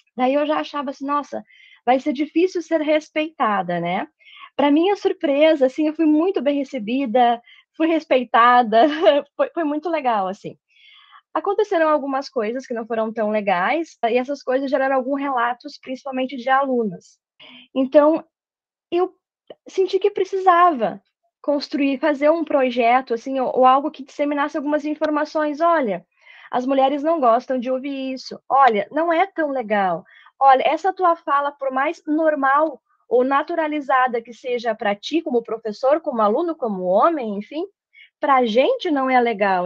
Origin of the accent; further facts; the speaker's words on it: Santa Maria, Rio Grande do Sul, Brazil; moved away; eu sou de Santa Maria, a minha formação foi lá, técnico, graduação, mestrado